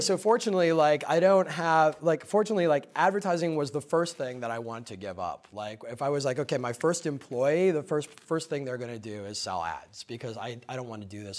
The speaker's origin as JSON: {"language": "English", "region": "Minnesota", "country": "United States", "tie": "born or raised there", "also_born_or_lived": "Chicago", "moved": "yes", "lives_now": "New York, United States", "said": "I grew up in the Midwest, I grew up in Minnesota"}